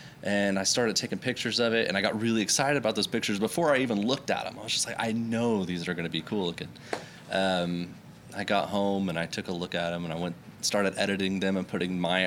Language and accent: English; Oklahoma, United States; also born or lived in Missouri / Arizona; I essentially born and raised in Oklahoma.